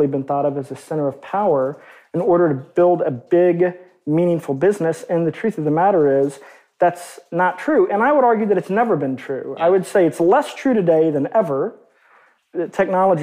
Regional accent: Arkansas, United States; growing up in Arkansas, which is a really, kind of on balance, pretty economically repressed and depressed state

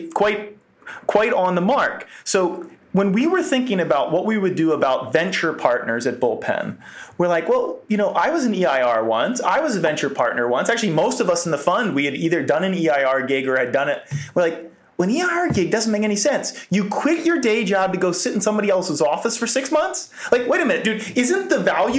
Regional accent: Philadelphia suburbs, Pennsylvania, United States; I grew up in the Philly suburbs

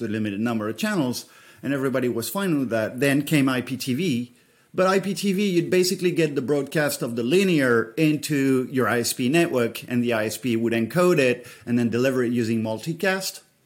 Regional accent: France; moved away; I come from France

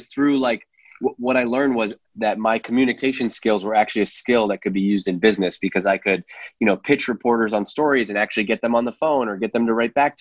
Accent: Worcester, Massachusetts, United States; also born or lived in Staten Island, New York; I was born in Worcester, Massachusetts

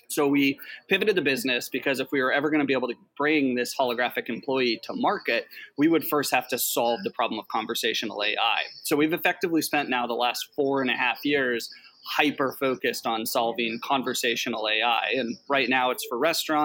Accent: Alaska, United States; I'm from Alaska.

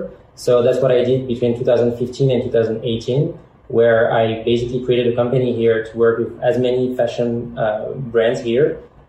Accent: Paris, Île-de-France, France; English is a second language; moved away as an adult; now in United States; We are originally from Paris, as you can hear. We both have kind of the same background, growing up in France and coming to the US a few years ago.

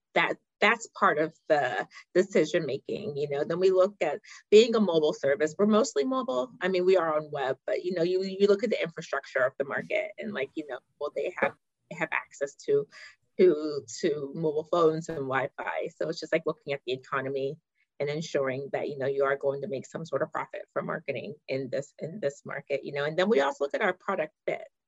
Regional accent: Pittsburgh, Pennsylvania, United States; born or raised there; moved away; also born or lived in Ghana

